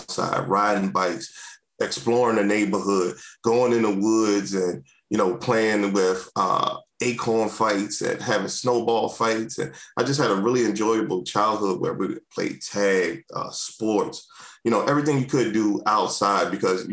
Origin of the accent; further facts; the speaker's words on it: Washington, District of Columbia, United States; moved away as an adult; also born or lived in Prince George's County, Maryland; now in Maryland, United States; I grew up in Washington, D.C., born and raised